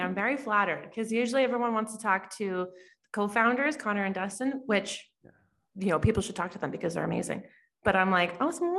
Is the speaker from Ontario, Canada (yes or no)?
no; Lethbridge, Alberta, Canada; born there; also born or lived in Calgary; I was born in Lethbridge. Just south of Calgary. And then we moved around a lot when I was younger. And then we've been in Calgary for 22 years.